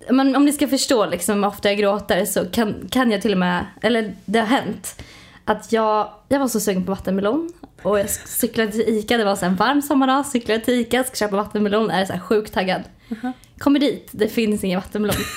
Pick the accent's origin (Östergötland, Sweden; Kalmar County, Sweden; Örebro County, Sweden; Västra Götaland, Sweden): Östergötland, Sweden; accent: Östgöta dialect; Ja du har väldigt mycket dialekt. Ja. Öst, vad säger man? Öst, öst, öst, östgötska. Östgötska säger man väl?